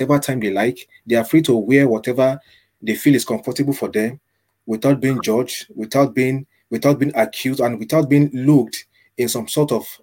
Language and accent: English; Nigeria; moved away as an adult; also born or lived in Manchester, United Kingdom; now in Ireland; I was born in Nigeria. That's my birth country.